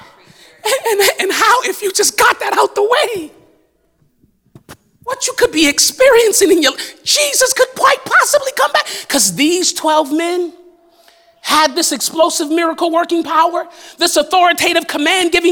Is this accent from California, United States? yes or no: yes; Los Angeles, California, United States; I grew up in South Central Los Angeles